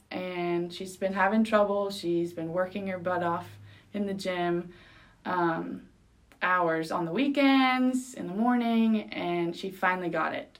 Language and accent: English; Dos Palos, California, United States; first language Spanish; moved away as an adult; also born or lived in Arkansas; now in Oklahoma, United States; i'm from a really small town in california